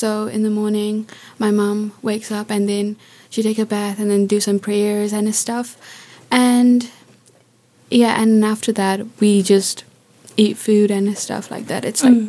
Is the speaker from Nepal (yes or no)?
yes; Nepal; now in New Zealand; I'm from Nepal. And it's been a year I've been in New Zealand.